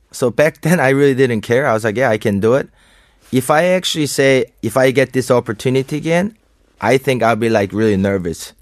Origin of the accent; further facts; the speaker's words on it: South Korea; English is a second language; moved away; also born or lived in Aspen, Colorado, United States; I'm born and raised in Korea, mm-hmm. and then I moved there to uh, uh, Aspen